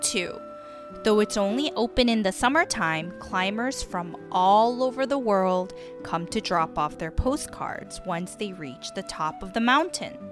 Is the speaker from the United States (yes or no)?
no; South Korea; moved away; growing up in South Korea